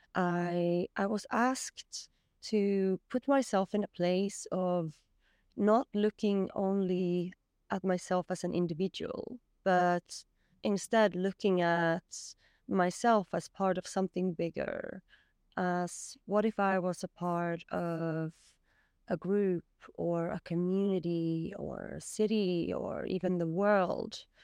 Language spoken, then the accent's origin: English; Sweden; I'm from Sweden